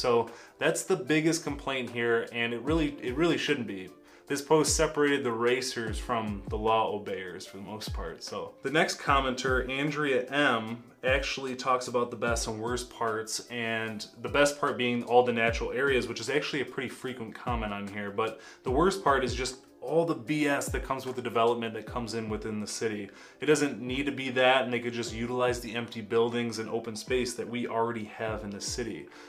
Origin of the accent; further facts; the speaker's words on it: Brighton, Michigan, United States; moved away as an adult; now in White Lake, United States; I'm from Brighton, where we have one of the largest and most dangerous roundabouts in Southeast Michigan